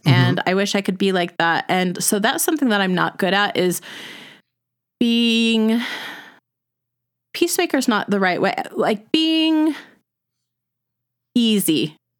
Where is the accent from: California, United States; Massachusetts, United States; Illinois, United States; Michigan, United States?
California, United States; also born or lived in Utah; growing up in Southern California and having lived in Utah for 12 or more than that years, I say it Holly.